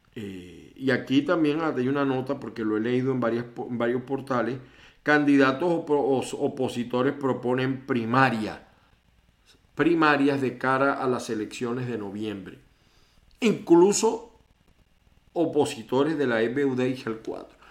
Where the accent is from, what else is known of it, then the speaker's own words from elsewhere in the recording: Venezuela; moved away; de Venezuela, por supuesto, mi tierra, con la que sueño todos los días, no la saco de mi mente